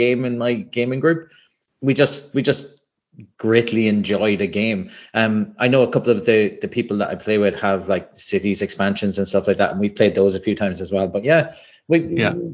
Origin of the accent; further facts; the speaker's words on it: Ireland; I grew up in Ireland where there isn't much of a board game scene